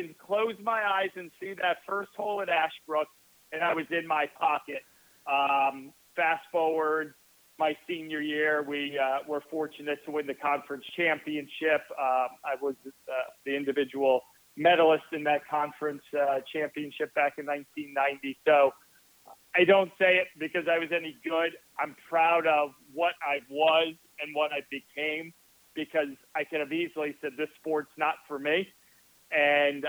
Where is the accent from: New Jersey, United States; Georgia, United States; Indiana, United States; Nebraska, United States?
New Jersey, United States; moved away as an adult; now in Florida, United States; I grew up in New Jersey, the pride of the Garden State